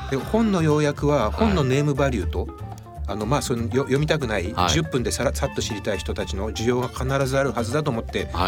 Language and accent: Japanese; Hachioji, Tokyo, Japan; 本当地元の地元お膝元なんでね